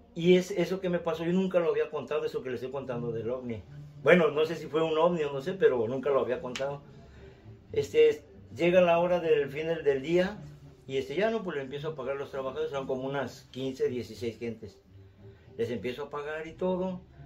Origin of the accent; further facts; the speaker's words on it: Mexico City, Mexico; moved away; De la Ciudad de México, soy de la Ciudad de México